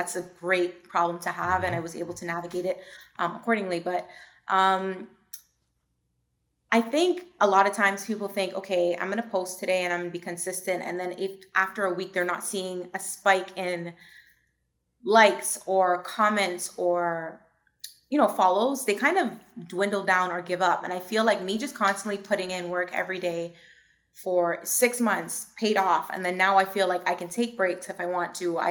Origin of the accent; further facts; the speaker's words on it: New York City, New York, United States; I was born in Brooklyn